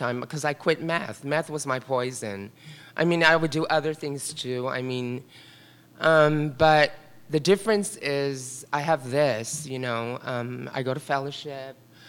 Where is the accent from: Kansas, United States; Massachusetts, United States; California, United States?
California, United States; San Francisco; also born or lived in Carmel; I grew up in the Richmond district here in San Francisco